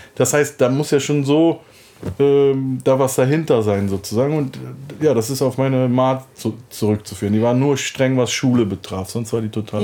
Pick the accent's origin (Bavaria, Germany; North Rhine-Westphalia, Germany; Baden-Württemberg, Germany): North Rhine-Westphalia, Germany; Cologne; Ich komme aus Köln, bin dort geboren, dann aufgewachsen